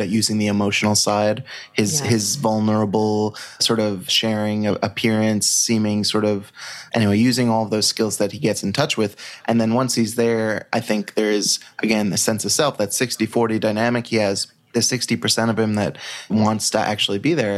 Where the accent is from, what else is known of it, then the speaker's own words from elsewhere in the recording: United States; I'm an American